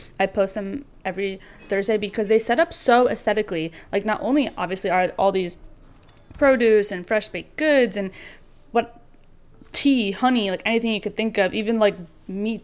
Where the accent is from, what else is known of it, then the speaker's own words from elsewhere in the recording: Western New York, United States; now in Nyack, United States; growing up in Western New York